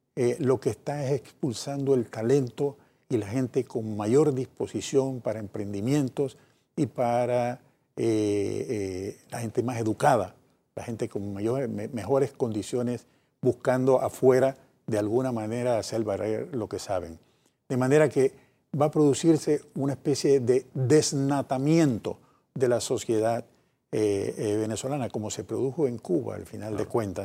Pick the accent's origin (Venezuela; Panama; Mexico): Panama; Como panameños que sabemos cuánto hemos sufrido los panameños de tantas eh, invasiones en nuestro país